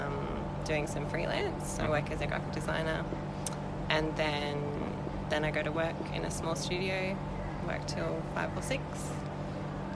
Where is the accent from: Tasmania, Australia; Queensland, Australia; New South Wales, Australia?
Queensland, Australia; Townsville; moved away as an adult; now in Brisbane, Australia; I'm originally from Townsville, moved to Brisbane a few years ago, about seven now actually